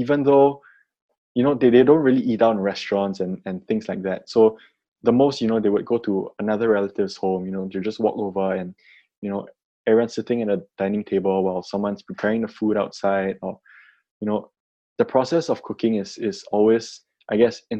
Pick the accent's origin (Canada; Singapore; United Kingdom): Singapore; as a Singaporean growing up here